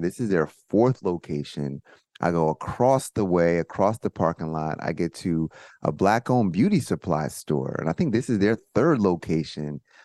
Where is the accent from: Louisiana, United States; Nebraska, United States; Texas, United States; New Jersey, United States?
New Jersey, United States; suburban; moved away as an adult; also born or lived in Baltimore; I'm coming from New Jersey, suburban New Jersey, where, like, I'm not used to guns